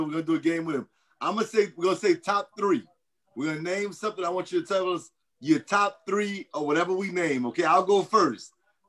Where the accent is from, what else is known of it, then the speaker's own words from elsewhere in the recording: Louisiana, United States; I'm from Louisiana